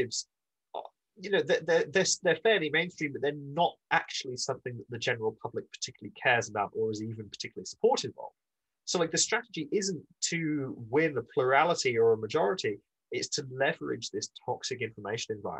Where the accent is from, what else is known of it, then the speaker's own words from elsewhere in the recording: Scotland, United Kingdom; I'm Scottish